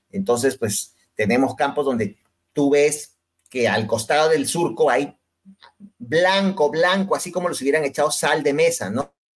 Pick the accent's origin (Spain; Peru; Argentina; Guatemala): Peru; en mi país